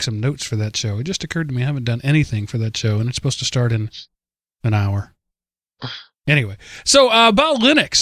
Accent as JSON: {"language": "English", "region": "the South", "country": "United States", "accent": "southern", "said": "my southern accent"}